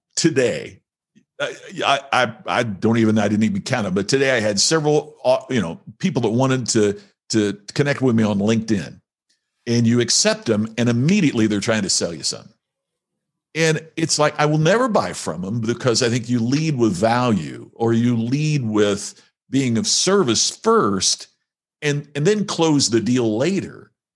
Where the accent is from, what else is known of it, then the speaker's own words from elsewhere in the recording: Indiana, United States; moved away; my family's still back there in, uh, in Indiana, uh, in the United States